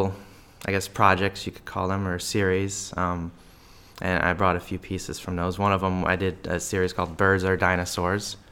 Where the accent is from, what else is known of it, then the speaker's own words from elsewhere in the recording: Omaha, Nebraska, United States; moved away as an adult; now in Topeka, United States; I'm from Omaha, Nebraska